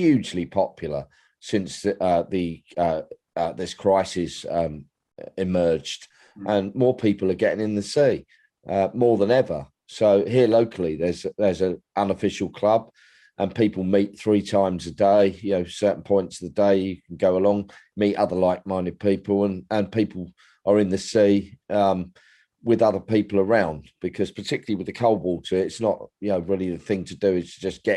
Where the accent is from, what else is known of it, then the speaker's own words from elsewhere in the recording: London, United Kingdom; moved away as an adult; now in East Sussex, United Kingdom; I was born in London. I lived there for 50 plus years, and I've been on the coast in East Sussex for close to 11 years now.